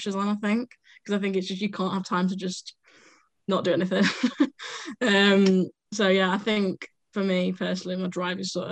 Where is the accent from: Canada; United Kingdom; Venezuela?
United Kingdom; Sheffield, Yorkshire and the Humber; I'm from Sheffield. I've lived in Sheffield all my life.